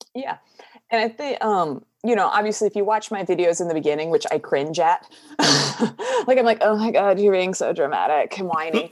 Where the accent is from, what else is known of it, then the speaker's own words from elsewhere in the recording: southern United States, United States; accent: Southern, country; I'm from the southern United States, so we have a very thick accent that I work very hard to calm down